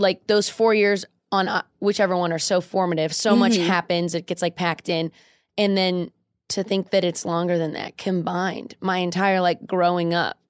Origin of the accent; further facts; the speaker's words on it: Orange County, California, United States; also born or lived in New York; now in Los Angeles, United States; when I moved to back to California, I'm from Orange County.